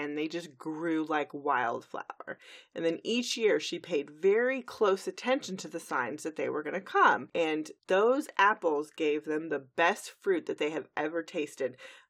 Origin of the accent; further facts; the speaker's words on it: Dallas, Texas, United States; I am from Dallas. I am not Texan. I am from Dallas.